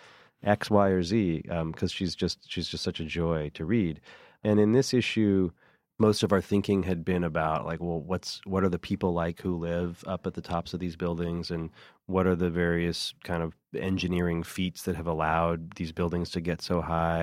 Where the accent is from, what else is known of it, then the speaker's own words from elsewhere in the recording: California, United States; moved away as an adult; now in New York City, United States; I remember when I first moved to New York City in nineteen ninety-nine, I grew up in California